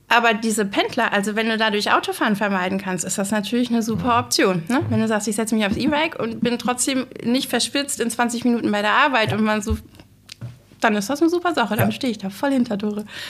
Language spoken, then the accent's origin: German; Glücksburg, Schleswig-Holstein, Germany; also born or lived in Flensburg; ich bin 1975 geboren und hier in Glücksburg aufgewachsen, zur Grundschule gegangen